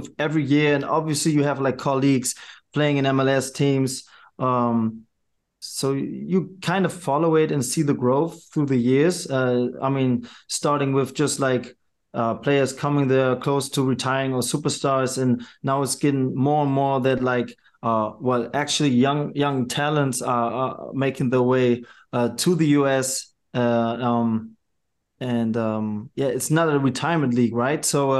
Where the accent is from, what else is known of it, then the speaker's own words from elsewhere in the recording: Germany; also born or lived in New York; Well, it's hard to put it in words since I was born and raised in Germany.